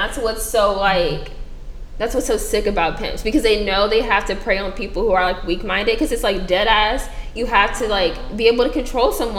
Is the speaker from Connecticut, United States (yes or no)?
no; Houston, Texas, United States; moved away; I'm from Houston